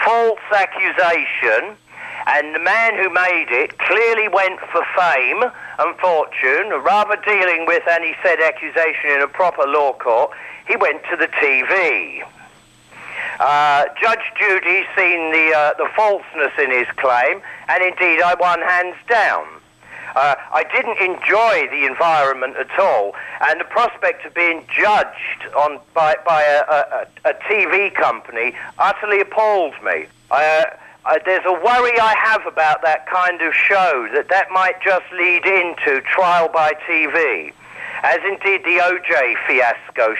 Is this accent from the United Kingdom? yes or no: yes; United Kingdom; being British